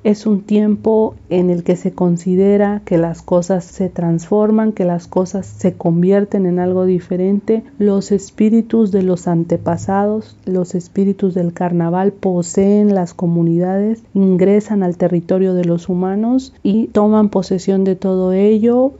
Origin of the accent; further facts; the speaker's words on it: Chontla, Veracruz, Mexico; soy originaria de San Francisco, municipio de Chontla, en la Huasteca Veracruzana